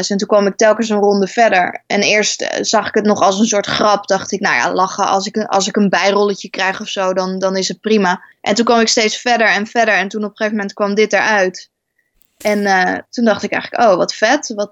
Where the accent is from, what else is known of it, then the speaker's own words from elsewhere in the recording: Overijssel, Netherlands; accent: Twents; we hebben nooit het echt dialect gepraat. Wel allemaal met accent, maar niet het echte Twentse dialect.